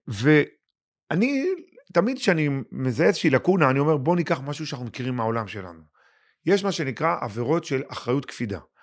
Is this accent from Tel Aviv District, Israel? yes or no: no; Lod, Central District, Israel; born or raised there